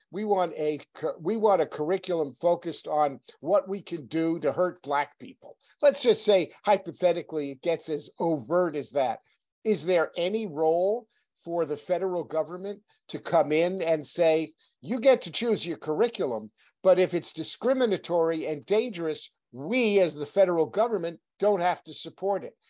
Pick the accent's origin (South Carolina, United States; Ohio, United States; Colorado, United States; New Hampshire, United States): New Hampshire, United States; I'm from New Hampshire.